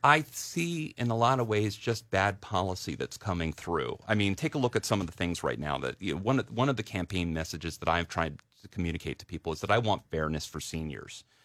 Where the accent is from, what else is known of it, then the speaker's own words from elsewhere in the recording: downstate Delaware, United States; moved away as an adult; also born or lived in New York; I grew up in Delaware. I, I was, I, I, I grew up downstate